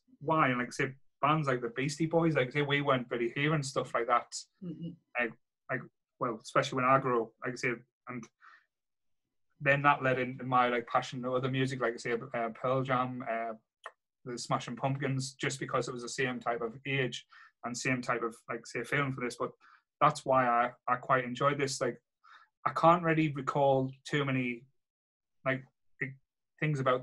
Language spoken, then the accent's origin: English; Sunderland, North East England, United Kingdom; growing up in Rye in Sunderland